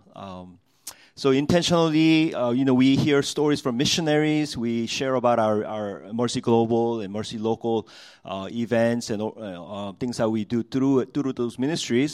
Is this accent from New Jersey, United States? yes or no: yes; New Jersey, United States; growing up in Jersey